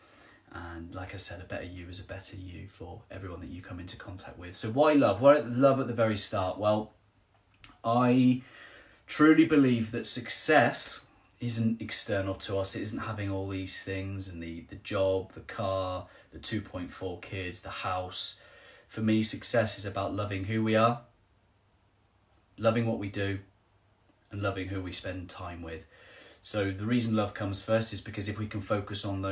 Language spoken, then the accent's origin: English; Trowbridge, South West England, United Kingdom; I'm from Trowbridge, just down the road from Helen